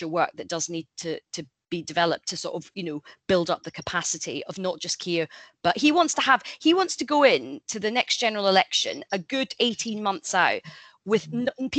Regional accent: Scotland, United Kingdom; being Scottish and loving Scotland

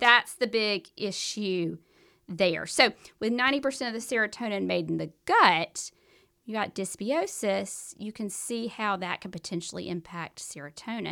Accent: the South, United States; accent: southern; my southern accent

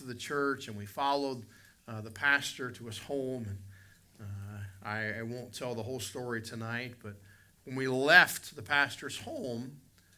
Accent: West Virginia, United States; moved away; I'm a hillbilly from West Virginia in Canada

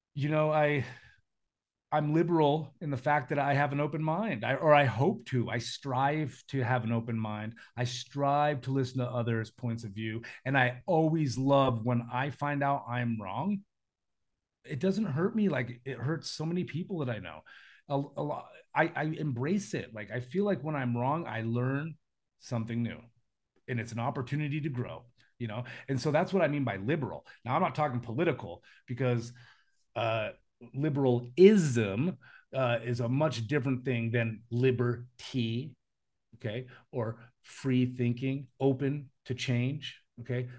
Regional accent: United States; moved away; I live in a foreign country and I'm American

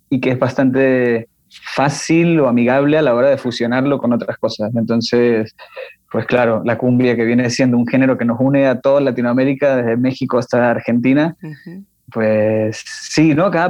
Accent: Venezuela; y sí, los demás somos, somos eso, venezolanos. Hay 5 venezolanos y un colombiano. Todos nos conocimos acá, ninguno nos conocíamos de, de Venezuela ni de Colombia, porque aparte de Venezuela somos de partes distintas.

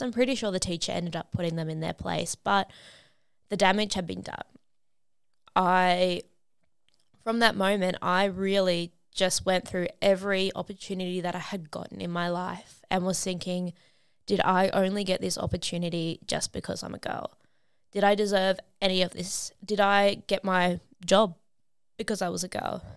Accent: Sydney, New South Wales, Australia; I am from Sydney, Australia

